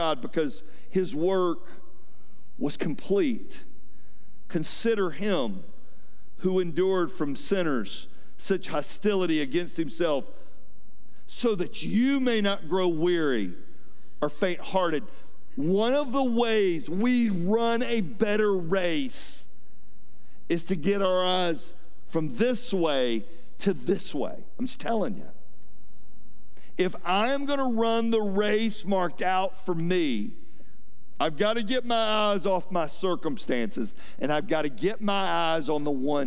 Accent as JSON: {"language": "English", "town": "Fayetteville", "country": "United States", "tie": "born or raised there", "said": "I grew up in Fayetteville"}